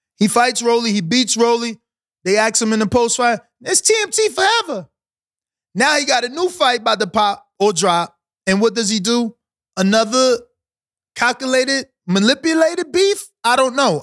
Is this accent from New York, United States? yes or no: yes; New York City, New York, United States; I'm from New York City area